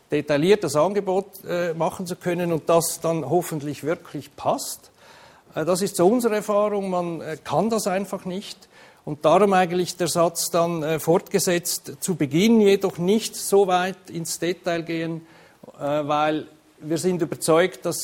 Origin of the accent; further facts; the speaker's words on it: Switzerland; aber vielleicht hören Sie es an meinem Unterton. Ich komme eigentlich aus der Schweiz